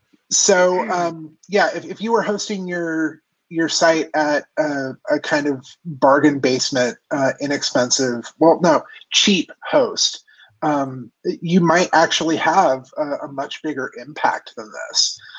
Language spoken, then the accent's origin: English; California, United States; grew up in Orange County, and around the time of people tuning their Honda Civics